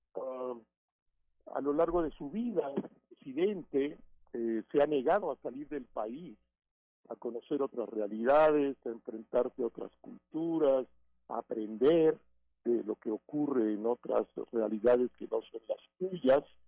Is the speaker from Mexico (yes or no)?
yes; Mexico; como ciudadano mexicano